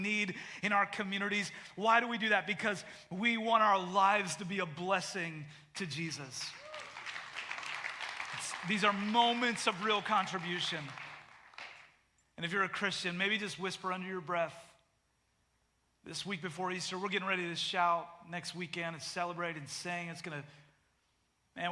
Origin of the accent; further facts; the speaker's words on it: Canada; moved away as an adult; now in United States; I am a Canadian citizen